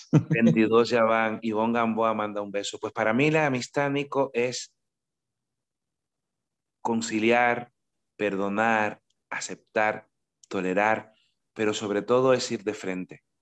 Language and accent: Spanish; Cuba; Yo no soy costeño, yo soy isleño. Entonces, claro, no es lo mismo ser caribeño de isla que caribeño de costa. El mar está de mi pueblo a 15 kilómetros y 15 kilómetros en una isla tan estrecha como Cuba suponen atravesar el mundo.